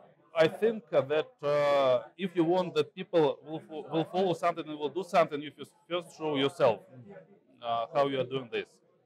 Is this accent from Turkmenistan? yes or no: yes; Turkmenistan; the Caspian Sea, where I'm originally from. I'm from Turkmenistan.